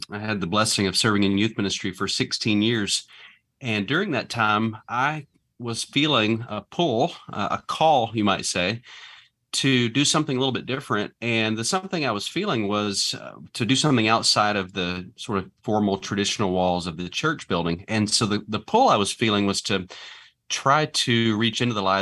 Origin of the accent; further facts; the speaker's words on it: Atlanta, Georgia, United States; I grew up in Atlanta, so that's home for me.